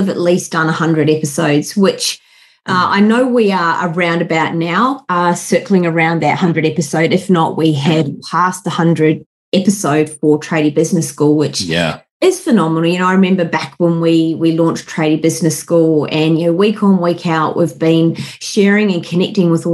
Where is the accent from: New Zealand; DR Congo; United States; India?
New Zealand; Wellington; moved away as an adult; also born or lived in London, United Kingdom; now in Sydney, Australia; I'm a Kiwi. Born and bred in Wellington, the mighty windy Wellington